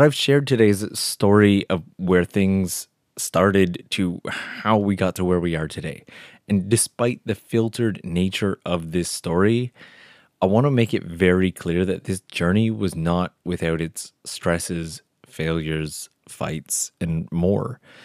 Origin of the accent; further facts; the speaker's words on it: Canada; now in Japan; it was in Canada, of all places, my home country